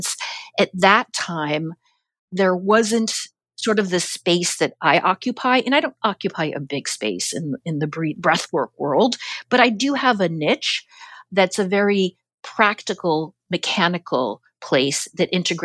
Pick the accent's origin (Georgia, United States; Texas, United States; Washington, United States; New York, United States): New York, United States; as a New Yorker